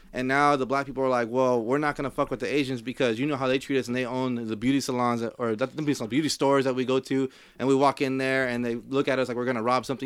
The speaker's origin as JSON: {"language": "English", "town": "Compton", "region": "California", "country": "United States", "said": "I'm from Compton"}